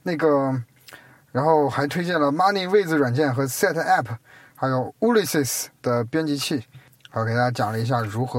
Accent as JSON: {"language": "Chinese", "country": "China", "said": "它可能对于我们中国人的声音来说都没什么。"}